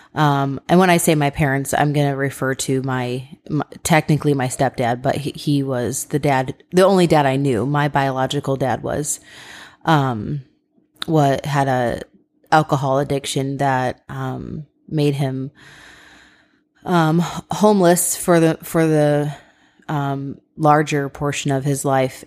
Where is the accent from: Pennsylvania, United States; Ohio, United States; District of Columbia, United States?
Ohio, United States; we're from Ohio